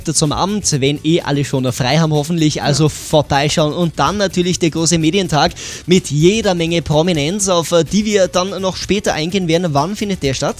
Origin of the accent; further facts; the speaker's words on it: Tyrol, Austria; Bei uns in Tirol